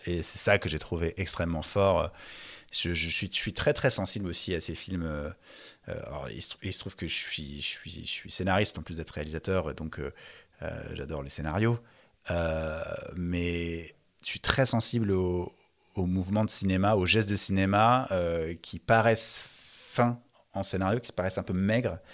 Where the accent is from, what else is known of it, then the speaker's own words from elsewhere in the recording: Paris suburbs, Île-de-France, France; j'ai grandi dans un pavillon de banlieue parisienne